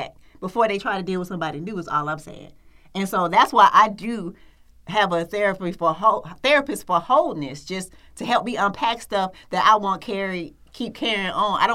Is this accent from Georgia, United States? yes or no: yes; Atlanta, Georgia, United States; I grew up in Adamsville